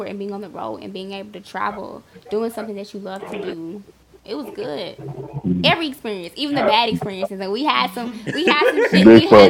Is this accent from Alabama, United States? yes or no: yes; Tuscaloosa, Alabama, United States; I'm from the South. I'm from Tuscaloosa.